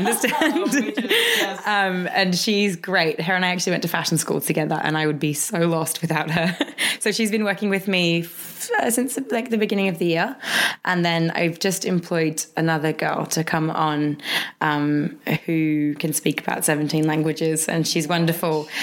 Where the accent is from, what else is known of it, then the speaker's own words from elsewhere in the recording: Australia; growing up in Australia, we kind of lived, you know, 15 minutes from the beach